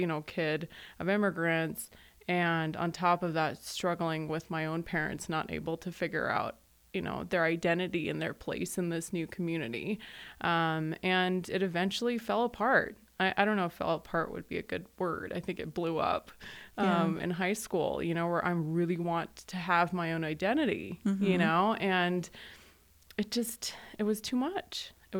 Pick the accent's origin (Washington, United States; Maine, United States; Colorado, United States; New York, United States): Colorado, United States; Aurora; born there; I was born in Aurora, so Arapahoe County I'm very familiar with. And my parents are from Pakistan.